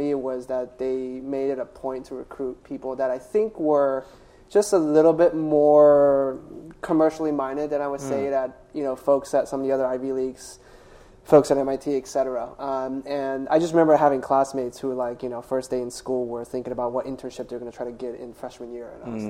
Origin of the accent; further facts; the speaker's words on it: China; I grew up in China. They grew up through the Cultural Revolution.